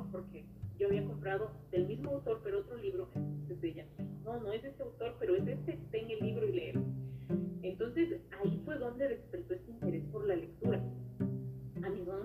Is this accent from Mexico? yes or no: no; Cotopaxi, Ecuador; born there; now in Quito, Ecuador; No, vivo en Quito. Yo nací en la provincia de Cotopaxi.